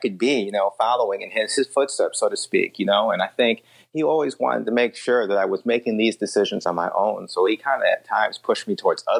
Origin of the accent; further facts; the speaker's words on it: Southfield, Michigan, United States; also born or lived in Detroit, Michigan / West Bloomfield, Michigan; I grew up in Southfield, Michigan. And then later West Bloomfield.